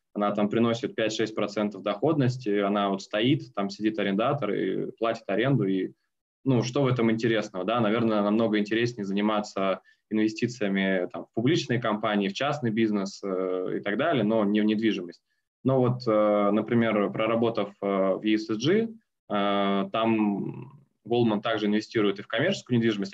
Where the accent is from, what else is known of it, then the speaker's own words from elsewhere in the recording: Omsk, Omsk Oblast, Russia; moved away as an adult; now in Moscow, Russia; Омский филиал в моем родном городе. Э, потом переехал в Москву